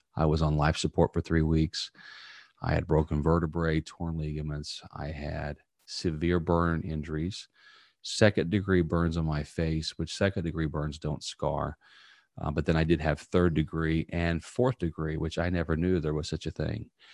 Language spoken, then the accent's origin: English; Indiana, United States; now in Tampa, United States; growing up in a small town in Indiana, I now live in Tampa, Florida